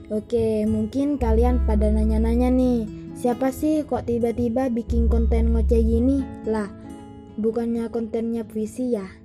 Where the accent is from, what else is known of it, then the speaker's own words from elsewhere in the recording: Sumenep, East Java, Indonesia; born there; saya lahir di Sumeneb tanggal 5 Agustus 2001. Tentu saja masih muda ya, masih 19 tahun.